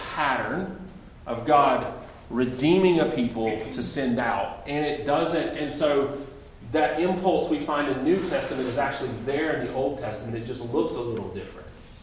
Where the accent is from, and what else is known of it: United States